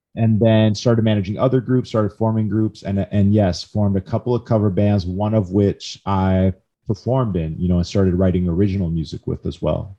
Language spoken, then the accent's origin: English; Midwest, United States; I grew up in the Midwest